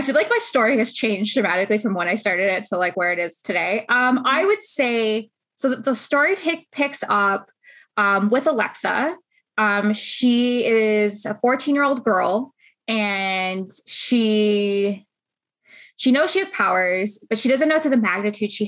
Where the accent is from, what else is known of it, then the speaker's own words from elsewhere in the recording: Canada; We're Canadian, we're here